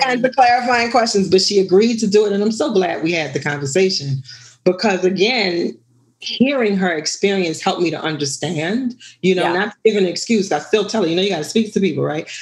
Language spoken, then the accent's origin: English; New Orleans, Louisiana, United States; I was born and raised in New Orleans.